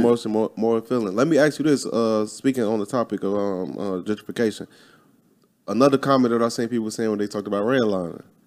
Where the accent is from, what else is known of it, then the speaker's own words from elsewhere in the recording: Midwest, United States; I'm from the Midwest